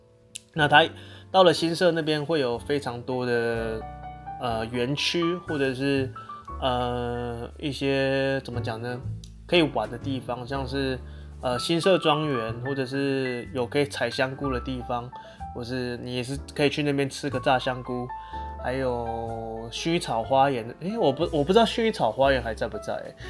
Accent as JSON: {"language": "Chinese", "region": "central Taiwan", "country": "Taiwan", "lives_now": "Kaohsiung, Taiwan", "said": "我们中部人哦讲脏话真的是。妈了个，哦，不好意思，就是那个力道真的是会吓死人，而且非常非常的有让人感觉哇，感觉回到自己的家乡。每次在高雄，如果听到有人讲出一样的脏话"}